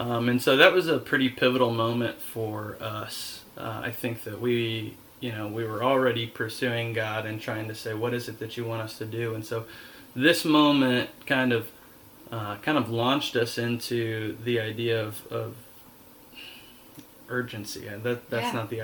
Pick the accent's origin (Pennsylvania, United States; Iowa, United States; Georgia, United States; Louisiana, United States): Georgia, United States; Dallas; we grew up in Dallas, Georgia, which was suburbia, really